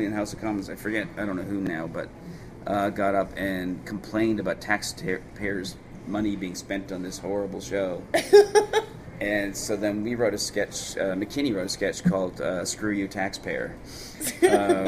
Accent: Canada; also born or lived in Toronto; now in Los Angeles, United States; I definitely feel Canadian. Although, like, Los Angeles is my home

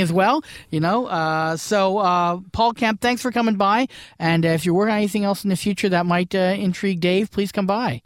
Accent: Brantford, Ontario, Canada; I'm originally from Brantford, and there, Brantford, Ontario

